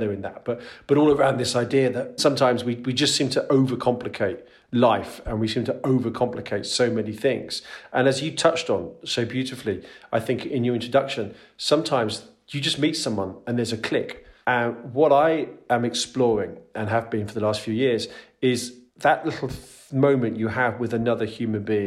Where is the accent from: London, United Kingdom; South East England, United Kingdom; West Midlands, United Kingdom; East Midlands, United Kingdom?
London, United Kingdom; moved away as an adult; also born or lived in Netherlands; now in Utrecht, Netherlands; I'm originally from London in the UK, but escaped about 18 years ago and now live over here in the Netherlands